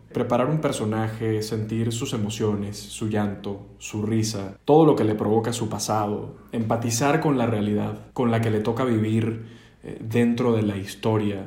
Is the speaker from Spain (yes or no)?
no; Venezuela; also born or lived in Los Angeles, United States; now in Mexico City, Mexico; como venezolano